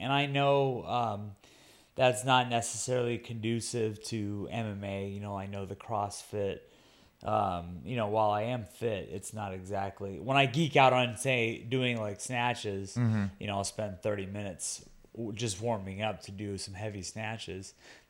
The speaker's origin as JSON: {"language": "English", "country": "Guam", "tie": "born or raised there", "said": "My hometown is where I started out. And then, you know, I traveled around. I fought in California, the Middle East, Asia, all over. But there has never been a place that gets behind its athletes like I do, like I feel that Guam does."}